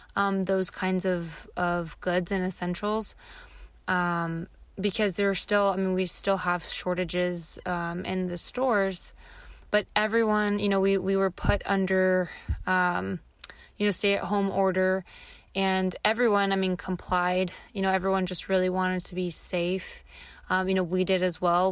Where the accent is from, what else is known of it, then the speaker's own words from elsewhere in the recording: Los Angeles, California, United States; I was born and raised in Los Angeles